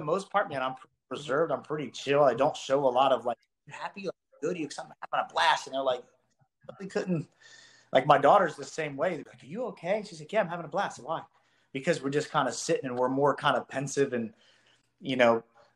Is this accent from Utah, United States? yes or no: no; Columbus, Ohio, United States; single wide trailer kid growing up in Columbus, Ohio